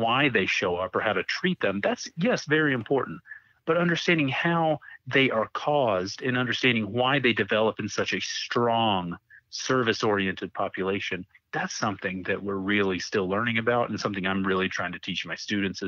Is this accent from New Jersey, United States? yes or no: no; North Carolina, United States; I'm from North Carolina